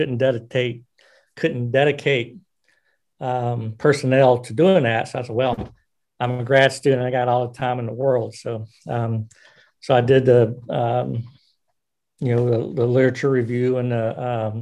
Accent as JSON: {"language": "English", "region": "South Carolina", "country": "United States", "tie": "born or raised there", "also_born_or_lived": "Washington State", "moved": "as an adult", "lives_now": "Philadelphia, United States", "said": "growing up in South Carolina"}